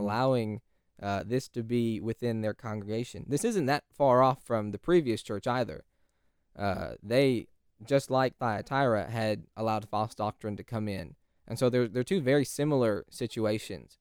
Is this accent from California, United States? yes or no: yes; California, United States; now in Texas, United States; California is home